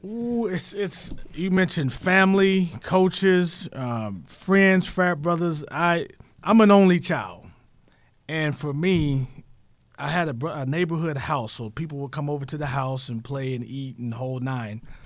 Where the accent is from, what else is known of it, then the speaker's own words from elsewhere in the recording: Tyler, Texas, United States; my hometown is Tyler, Texas